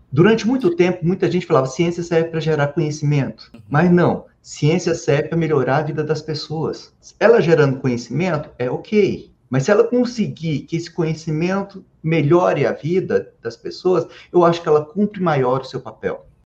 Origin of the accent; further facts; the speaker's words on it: Anápolis, Goiás, Brazil; now in Brasília, Brazil; eu sou goiano. Eu nasci em Anápolis, interior de Goiás apesar da família toda ser do interior de São Paulo, mas vieram para Goiás e eu sou, eu sou de Anápolis